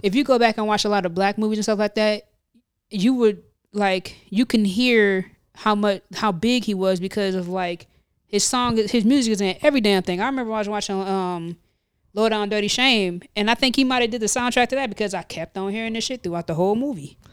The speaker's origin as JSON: {"language": "English", "region": "Midwest", "country": "United States", "moved": "yes", "lives_now": "New Jersey, United States", "said": "I'm from the Midwest"}